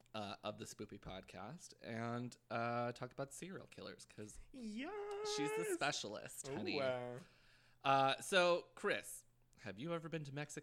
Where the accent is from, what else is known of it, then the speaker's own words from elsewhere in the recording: Canada; now in United States; So I'm Canadian, so I don't have the right to vote or anything.